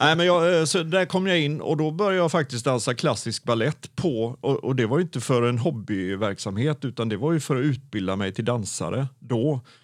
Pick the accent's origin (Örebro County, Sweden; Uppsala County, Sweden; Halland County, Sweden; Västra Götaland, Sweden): Västra Götaland, Sweden; Gothenburg; also born or lived in Mölndal / Onsala / Stenkullen; jag är ju född i Göteborg och har aldrig egentligen gjort något annat än att ha hållit mig i Göteborg.